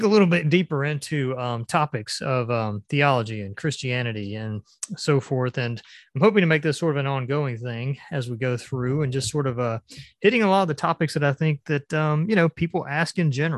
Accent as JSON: {"language": "English", "area": "Gwinnett County", "region": "Georgia", "country": "United States", "tie": "born or raised there", "said": "Gwinnett County, and I grew up in Gwinnett"}